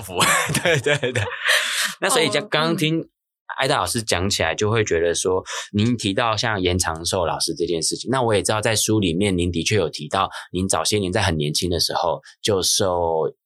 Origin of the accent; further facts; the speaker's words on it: Hsinchu, Taiwan; 我是新竹长大的小孩